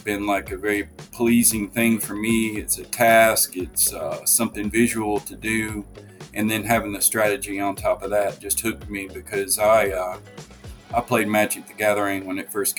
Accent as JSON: {"language": "English", "town": "Tupelo", "region": "Mississippi", "country": "United States", "tie": "born or raised there", "also_born_or_lived": "Jackson, Mississippi", "said": "I grew up in Jackson, Mississippi, and then I moved up to Tupelo, Mississippi, which is in North Mississippi, when I was in the fifth grade. And so I would consider Tupelo home because I did most of my growing up here"}